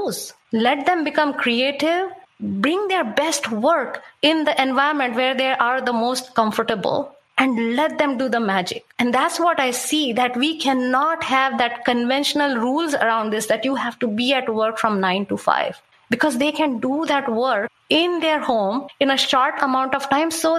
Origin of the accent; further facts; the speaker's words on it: India; moved away; I come from India